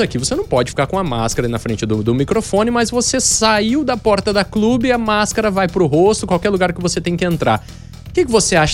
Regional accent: Sales Oliveira, São Paulo, Brazil; Eu sou de Sales Oliveira

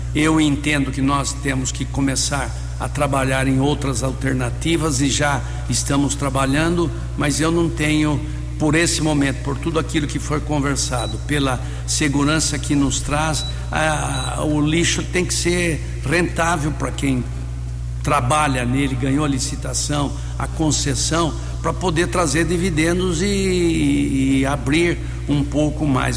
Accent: Americana, São Paulo, Brazil; amo essa cidade onde nasci, constituí família, filho, netos

